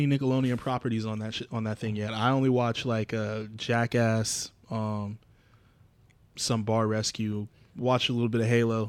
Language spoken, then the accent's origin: English; Abilene, Texas, United States; I had this idea of my hometown, my mom's hometown, Abilene, Texas. So that's where we have our reunions and stuff.